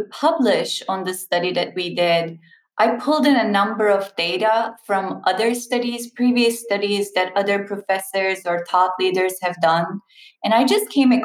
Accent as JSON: {"language": "English", "country": "Turkey", "moved": "yes", "said": "I'm Turkish and Turkish is a tea culture"}